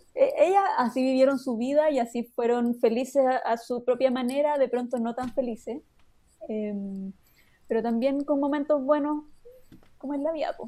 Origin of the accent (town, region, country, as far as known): Chile